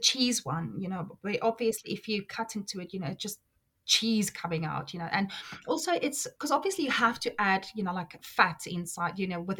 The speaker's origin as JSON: {"language": "English", "country": "South Africa", "moved": "yes", "lives_now": "United Kingdom", "said": "I'm South African"}